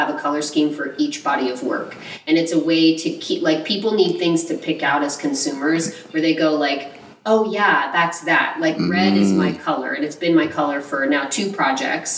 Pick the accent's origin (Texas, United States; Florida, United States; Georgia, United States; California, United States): Texas, United States; Houston; moved away; also born or lived in Dallas, Texas / Southlake, Texas; I was born in Houston